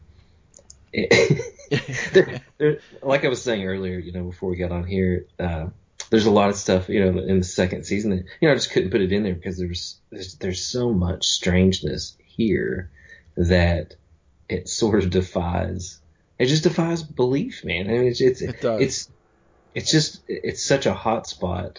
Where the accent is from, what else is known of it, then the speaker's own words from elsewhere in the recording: the Appalachian Mountains, Eastern Kentucky, United States; moved away as an adult; now in Somerset, United States; I'm from Eastern Kentucky, the Appalachian Mountains